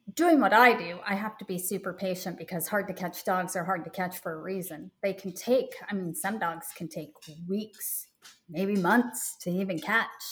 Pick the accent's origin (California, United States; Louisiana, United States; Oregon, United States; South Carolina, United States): Oregon, United States; Portland; moved away as an adult; now in Charlotte, United States; I grew up there and it was the first time really truly moving away from my home state